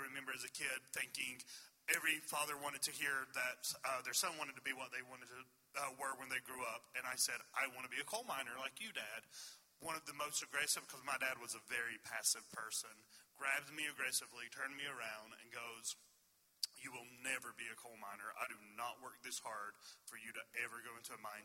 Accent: Swords Creek, Virginia, United States; I come from a very small town in Virginia

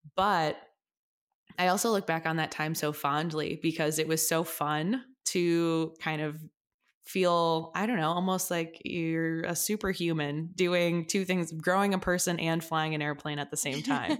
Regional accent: Chicago, Illinois, United States; I grew up in the suburbs of Chicago, so I'm from the, like, northwest suburbs area

